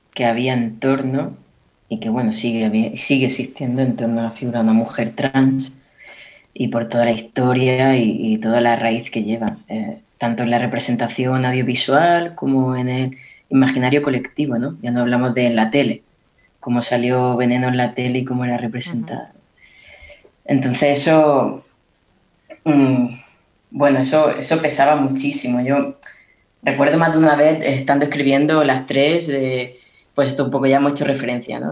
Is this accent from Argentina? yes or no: no; Níjar, Andalusia, Spain; Yo soy de Almería, yo soy de Níjar